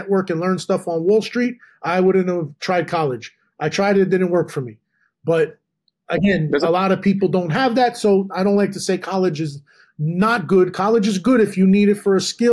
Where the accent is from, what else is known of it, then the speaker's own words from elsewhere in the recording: Edison, New Jersey, United States; also born or lived in Manhattan, New York; In New Jersey, and in Edison